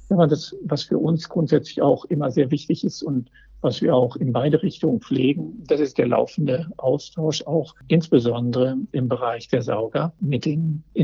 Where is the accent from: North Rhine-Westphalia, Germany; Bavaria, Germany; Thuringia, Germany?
North Rhine-Westphalia, Germany; Essen; Das, aus meiner Heimatstadt, so.